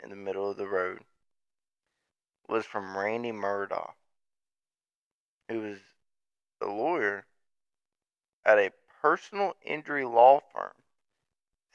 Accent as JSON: {"language": "English", "region": "the South", "country": "United States", "tie": "born or raised there", "said": "growing up in the South"}